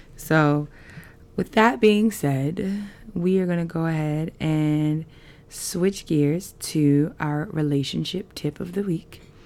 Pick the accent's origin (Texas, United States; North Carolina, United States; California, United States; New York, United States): New York, United States; New York City; moved away; I'm from Queens and I grew up on a block with people from the island